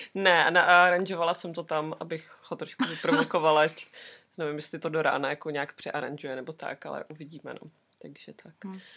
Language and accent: Czech; Czechia; moved away as an adult; now in New Zealand; my Češky